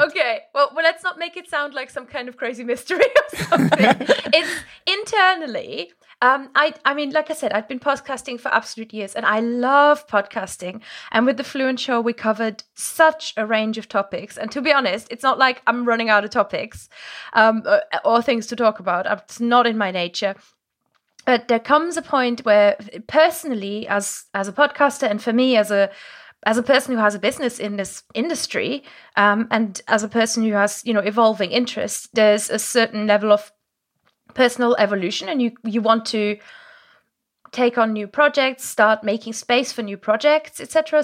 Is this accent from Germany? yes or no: yes; Germany; first language German; English is a second language; now in England; my native language is German. I grew up in, um, in the countryside in Germany